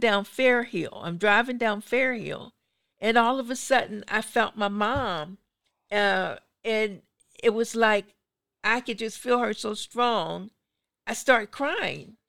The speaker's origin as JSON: {"language": "English", "town": "Pittsburgh", "region": "Pennsylvania", "country": "United States", "said": "I, I'm from Pittsburgh"}